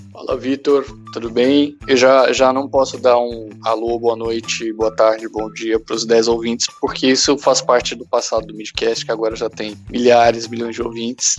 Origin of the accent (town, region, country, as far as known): interior of São Paulo state, Brazil